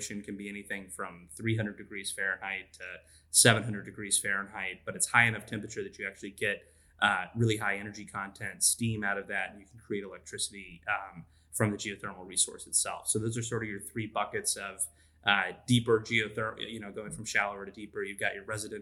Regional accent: Texas, United States; also born or lived in Tulsa, Oklahoma; So I'm from Texas. I grew up in Texas

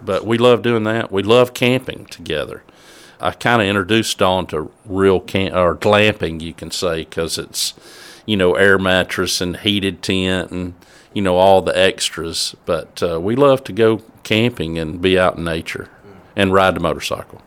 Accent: Southaven, Mississippi, United States; also born or lived in Aberdeen, Mississippi; born in Aberdeen, Mississippi, but we moved to South Haven, Mississippi, when I was, I think, about four or five years old. So I grew up in South Haven.

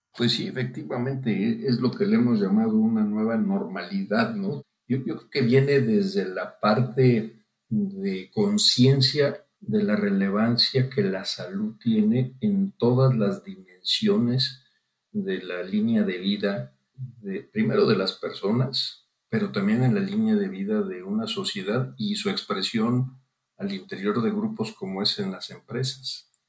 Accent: Guanajuato, Mexico; yo soy originario de Guanajuato

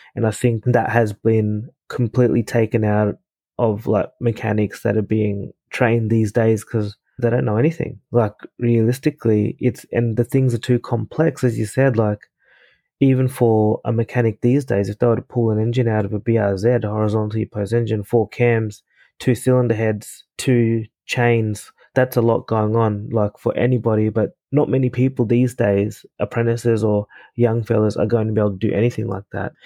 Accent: Ipswich, Queensland, Australia; also born or lived in Fiji; where I grew up in Australia, Ipswich

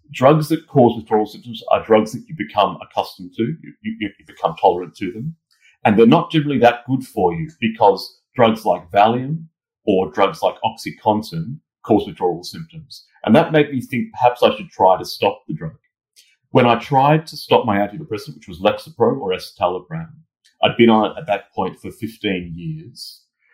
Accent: Australia; moved away as an adult; now in London, United Kingdom; I'm originally from Australia, as you can tell from my accent

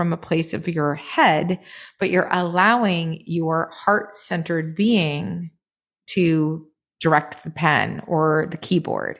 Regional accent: Maine, United States; moved away; I grew up in Maine in a very rural town surrounded by woods and fields

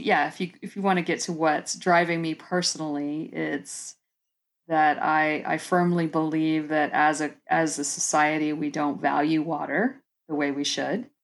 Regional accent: Tampa, Florida, United States; moved away as an adult; now in Georgia, United States; I was born and raised in South Florida, actually Tampa, and then spent about twenty years in South Florida on the East Coast

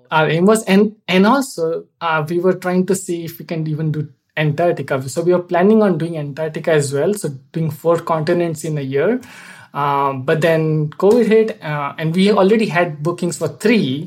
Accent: India; moved away as an adult; also born or lived in Boston, United States / New York, United States; now in Fort Mill, United States; I'm originally from India

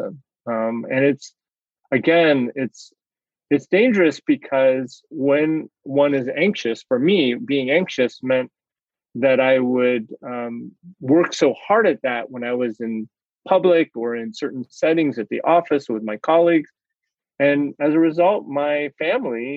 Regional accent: United States; I'm Chinese American, Asian American

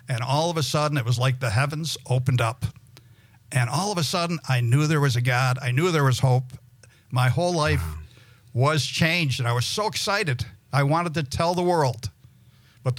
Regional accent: Gloversville, New York, United States; moved away; also born or lived in Mississippi; I was brought up in the Jewish religion, and I lived in a little town in upstate New York, Gloversville, New York

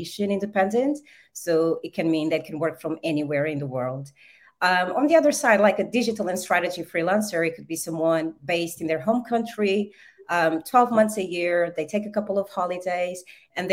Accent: Portugal; moved away; also born or lived in Angola / Brazil; I was born in Angola and I was raised in Portugal.

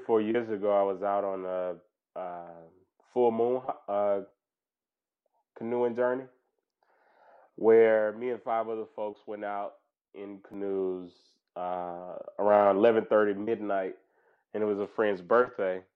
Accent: Mississippi, United States; moved away; also born or lived in Louisiana; I'm from Mississippi, as you might know, and I have grown up in what I think looks like a park.

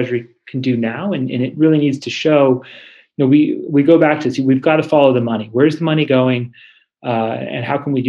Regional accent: Oregon, United States; I grew up in Oregon.

